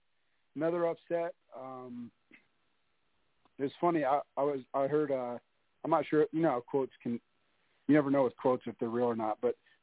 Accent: Ohio, United States; I'm from Ohio

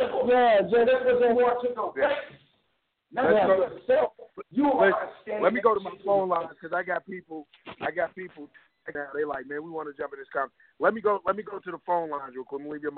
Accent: Louisville, Kentucky, United States; I'm from Carter Holmes. I'm right across the street from Carter Holmes.

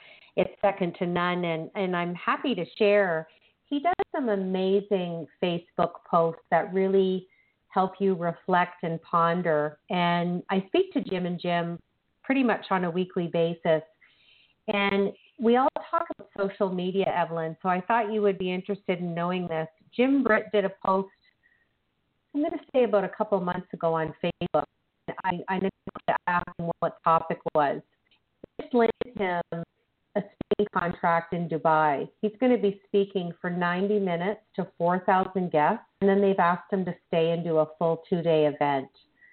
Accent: Canada; I'm blissfully happy that we are Canadian co-authors in the Change Book.

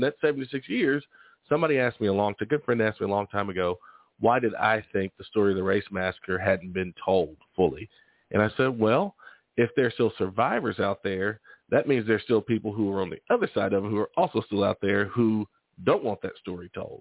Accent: Waco, Texas, United States; also born or lived in Houston, Texas; now in Tulsa, United States; I was born in Waco, Texas

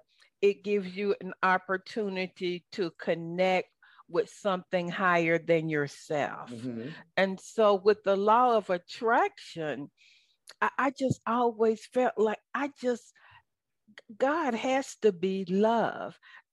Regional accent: the South, United States; accent: southern; I know you love my southern accent

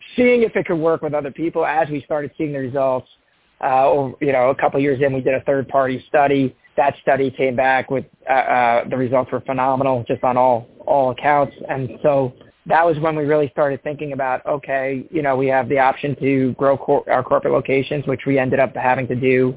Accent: Long Island, New York, United States; now in Bonita Springs, United States; I grew up in in Long Island, New York

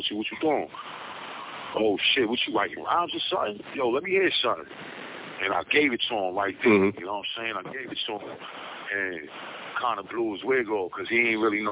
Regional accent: New York City, New York, United States; Born and raised in New York. Yeah, I'm a New York boy to the heart

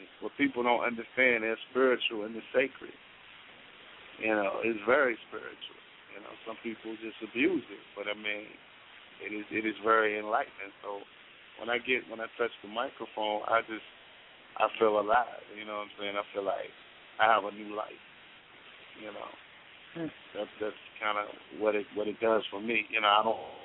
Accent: Richmond, Virginia, United States; moved away as an adult; now in Washington, D.C., United States; I was born and raised in Richmond, Virginia.

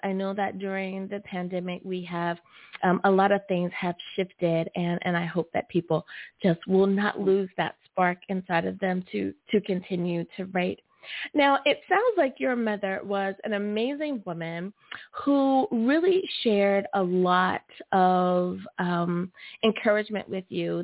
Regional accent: United States; my home country of the USA

